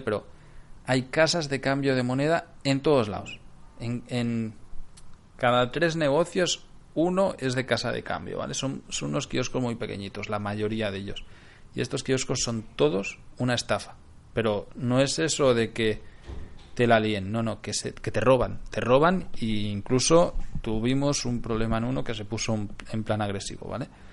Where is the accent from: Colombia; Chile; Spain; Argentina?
Spain; Barcelona, Catalonia; moved away; De Barcelona